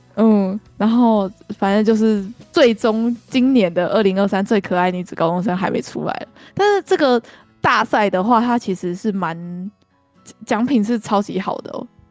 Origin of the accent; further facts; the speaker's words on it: Taiwan; 我们台湾人也在过这种日子